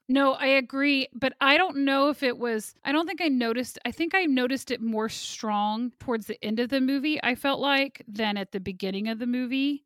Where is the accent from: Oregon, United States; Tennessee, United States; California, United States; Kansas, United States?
Kansas, United States; I'm from Kansas.